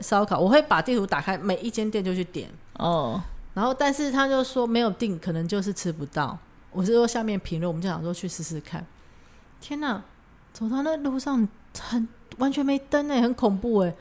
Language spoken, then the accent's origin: Chinese; Taiwan; 我也是台湾来的